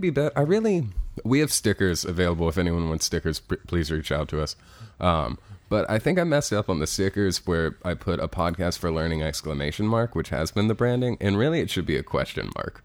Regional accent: Cincinnati, Ohio, United States; moved away; I'm from Cincinnati. That's where Harambe died.

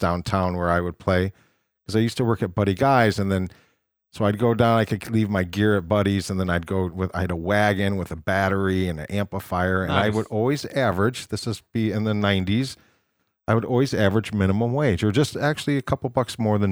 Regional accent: Rock Falls, Illinois, United States; I'm from Rock Falls, Illinois. And in Rock Falls, Illinois, there's a little tavern where my mom worked

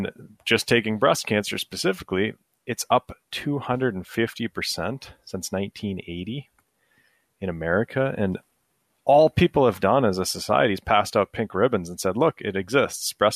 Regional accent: Minnesota, United States; I'm from Minnesota

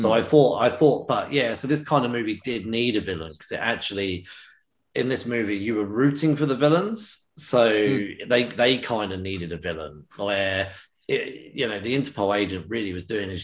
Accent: United Kingdom; as a British man

